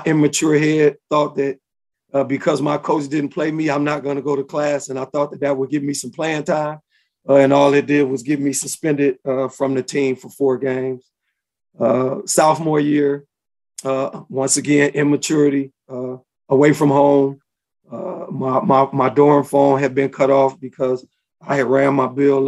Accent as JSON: {"language": "English", "town": "Chicago", "region": "Illinois", "country": "United States", "tie": "born or raised there", "moved": "yes", "lives_now": "Indianapolis, United States", "said": "Born and raised in Chicago, Illinois"}